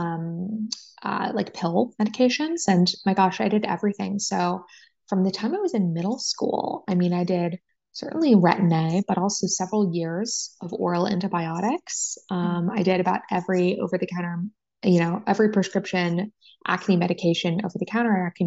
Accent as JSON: {"language": "English", "area": "San Francisco Bay Area", "region": "California", "country": "United States", "tie": "born or raised there", "lives_now": "San Diego, United States", "said": "I'm a California girl, born and raised. I grew up in the San Francisco Bay Area"}